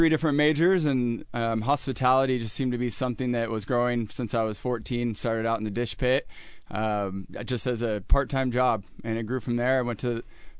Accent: Chico, California, United States; moved away as an adult; now in Seattle, United States; I am originally from Chico, California, Northern California, about an hour and a half north of Sacramento.

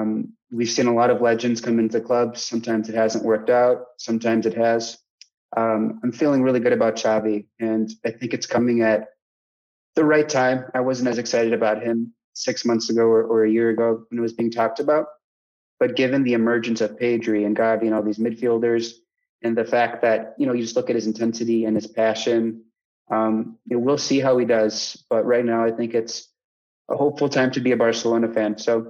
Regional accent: United States; as an American

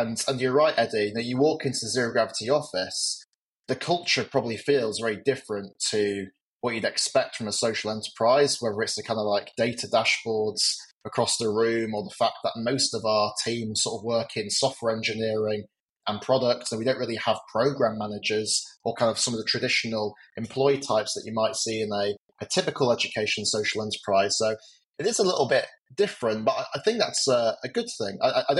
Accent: England, United Kingdom; I grew up just outside London.

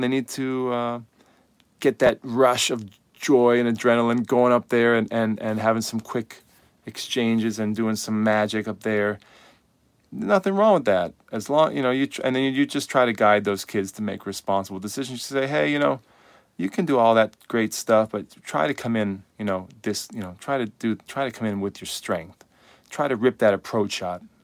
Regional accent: United States; I speak from a U S perspective 'cause I'm an American coach.

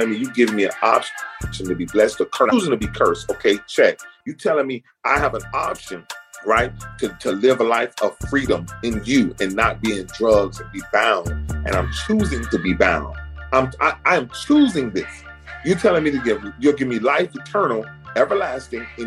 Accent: Miami, Florida, United States; also born or lived in Kansas City; I'm from Miami

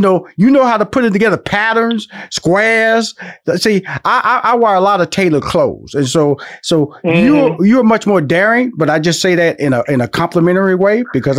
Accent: Houston, Texas, United States; also born or lived in Los Angeles / New York; now in Atlanta, United States; I've been living in Atlanta since 2007. I lived in Los Angeles 15 years, and I was born and raised in Houston, Texas.

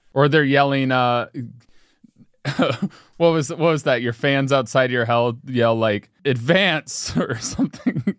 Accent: Cincinnati, Ohio, United States; I was born in Cincinnati

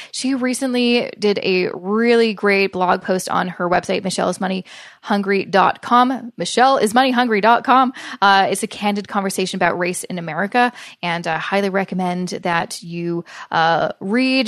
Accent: Canada; I'm a Canadian

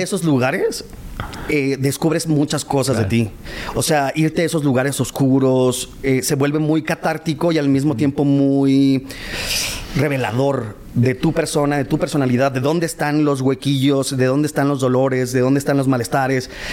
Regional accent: northern Mexico, Mexico; accent: norteño; mi acento

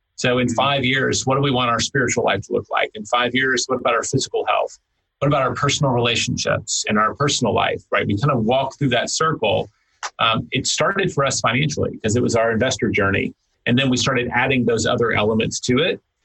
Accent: Tennessee, United States; now in Texas, United States; I grew up hunting in Tennessee. I, I, I started doing that again when I moved to Texas

